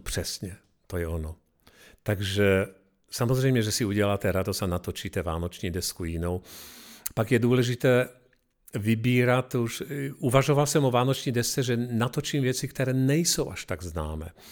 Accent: Košice, Košice Region, Slovakia; now in Czech Republic; Jedu domů do Košic

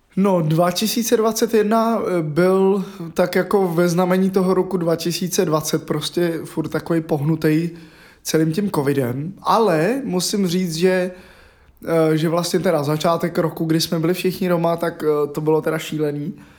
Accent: Hradec Králové, Hradec Králové Region, Czechia; od mého rodiště v Hradci Králové

